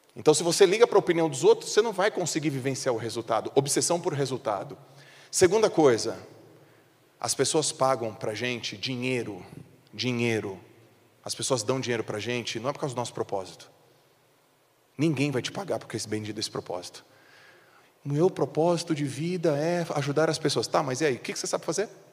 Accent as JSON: {"language": "Portuguese", "town": "Santos", "region": "São Paulo", "country": "Brazil", "moved": "yes", "said": "eu sou de Santos. Eu não moro mais em Santos, mas eu sou de Santos"}